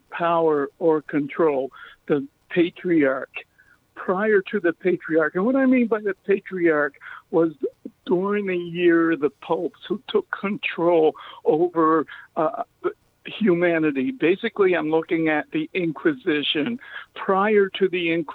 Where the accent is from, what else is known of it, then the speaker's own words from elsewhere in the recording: Nova Scotia, Canada; I was born in Nova Scotia, Canada